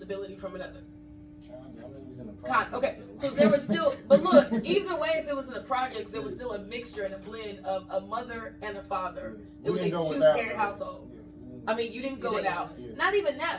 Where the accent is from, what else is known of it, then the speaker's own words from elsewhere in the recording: North Carolina, United States; also born or lived in Harlem, New York; now in Atlanta, United States; I'm originally from North Carolina, and I moved to Atlanta from New York